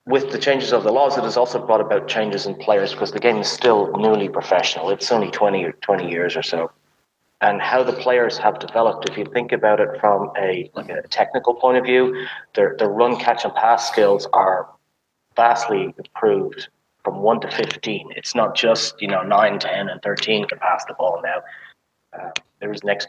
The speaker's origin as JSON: {"language": "English", "country": "Ireland", "tie": "born or raised there", "also_born_or_lived": "United States", "moved": "as an adult", "lives_now": "Germany", "said": "So I'm from Ireland, and I played rugby at a decent rugby school there"}